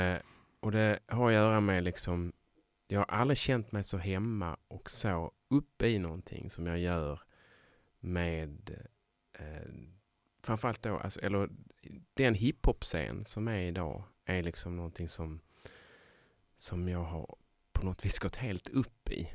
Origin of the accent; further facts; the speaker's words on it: Sjöbo, Skåne, Sweden; moved away; Där mm. kommer jag, där är jag uppväxt